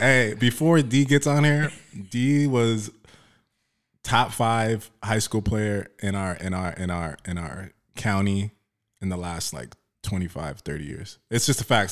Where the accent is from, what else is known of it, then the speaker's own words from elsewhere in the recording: Oxnard, California, United States; when I grew up in, in, uh, Oxnard, South Oxnard